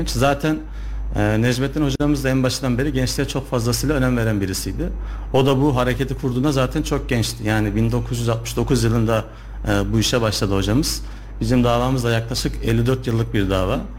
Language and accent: Turkish; Sivas, Sivas Province, Turkey; now in Kayseri, Turkey; Kayseri'de avukatlık yapıyorum yaklaşık 7 yıldır. Ee, aslen Sivaslıyım.